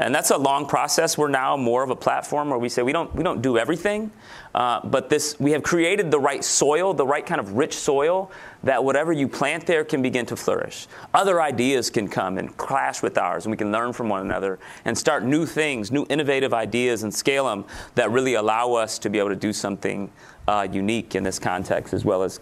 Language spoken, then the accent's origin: English; Grand Rapids, Michigan, United States; This is my hometown, so I'm born and raised in Grand Rapids, Michigan, where we're located